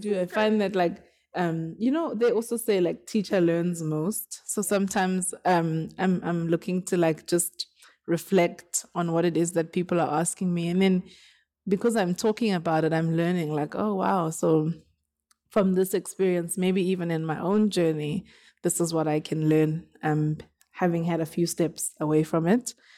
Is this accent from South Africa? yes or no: yes; South Africa; now in Johannesburg, South Africa; I'm from Woodbank. Um, I, I live in Johannesburg